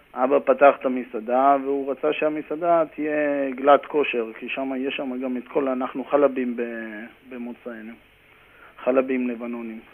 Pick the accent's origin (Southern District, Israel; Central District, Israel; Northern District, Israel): Northern District, Israel; Karmiel; moved away as an adult; also born or lived in Haifa area (Krayot); now in New York, United States; גדלתי בכרמיאל, הייתי שחקן כדורגל בכרמיאל, קרוב ל-13 שנה, 14 שנה. למדתי בכרמיאל